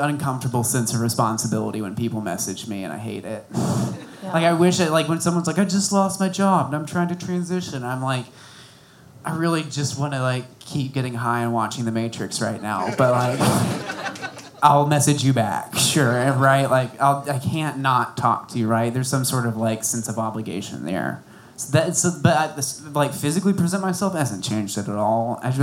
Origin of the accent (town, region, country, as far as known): Bonham, Texas, United States; now in Austin, United States